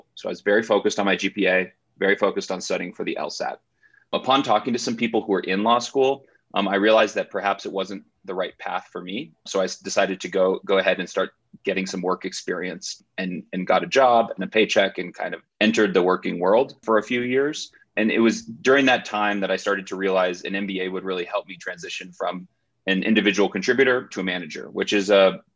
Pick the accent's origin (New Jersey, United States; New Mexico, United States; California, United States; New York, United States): New Mexico, United States; moved away as an adult; also born or lived in Massachusetts / Chicago; I grew up in New Mexico and then went to Harvard College for undergrad.